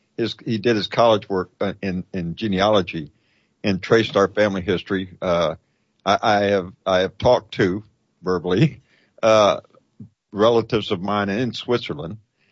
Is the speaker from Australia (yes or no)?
no; Guantanamo Bay, Guantánamo, Cuba; born there; I was born in Guantanamo Bay, Cuba. That's where I was born. On a U.S. Navy hospital ship. My father was in the Navy.